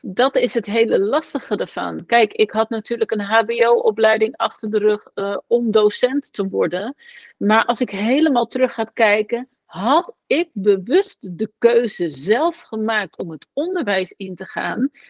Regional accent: Westland, South Holland, Netherlands; ben ik geboren in het Westland. Ehm, een omgeving waar gewoon eh, mensen ontzettend hard werken. Daar ben ik opgegroeid

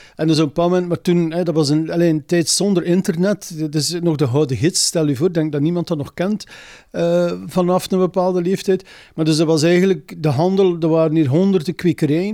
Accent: Zaffelare, Flanders, Belgium; also born or lived in Lochristi; Ik ben een boerenzoon, ik kom hier van Zaflaar.

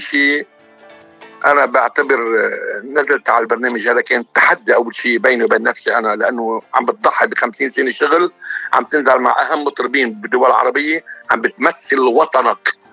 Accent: Hadath, Mount Lebanon, Lebanon; moved away as an adult; ولاد ضيعتي الحدث

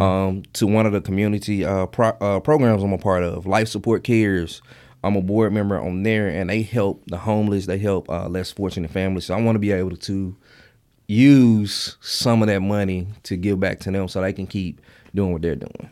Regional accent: Mississippi Delta, United States; I grew up in the Mississippi Delta, and church was a big thing for us

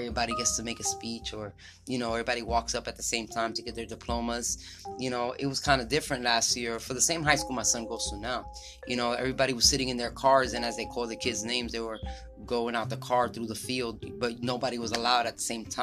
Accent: New York, United States; I grew up in New York

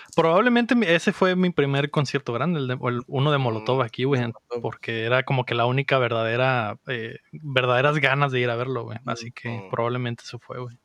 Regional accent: Mexico City, Mexico; moved away; creciendo en la Ciudad de México

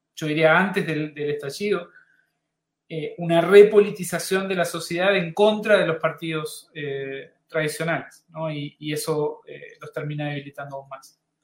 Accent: Uruguay; moved away as an adult; now in Chile; mi país de origen, Uruguay

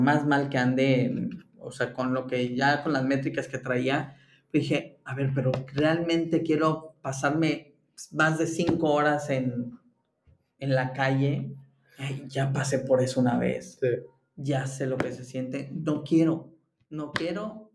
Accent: Mexico; now in Germany; como mexicano desde Alemania

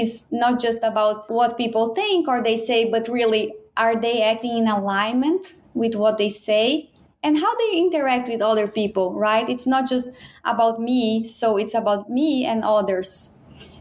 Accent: Brazil; moved away as an adult; now in Baltimore, United States; I'm from Brazil.

